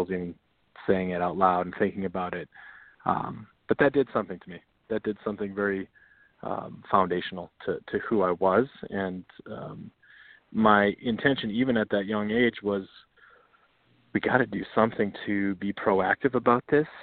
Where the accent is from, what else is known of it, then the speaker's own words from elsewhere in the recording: North Dakota, United States; I grew up in North Dakota